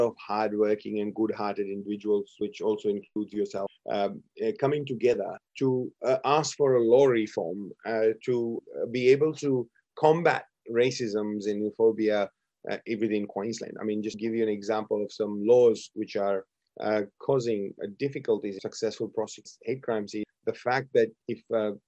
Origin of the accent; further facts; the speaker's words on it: India; now in Brisbane, Australia; I come from India